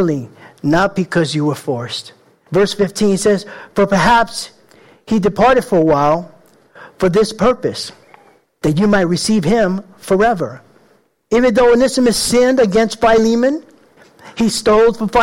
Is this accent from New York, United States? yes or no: yes; New York City, New York, United States; I grew up in the Bronx, tough little guy.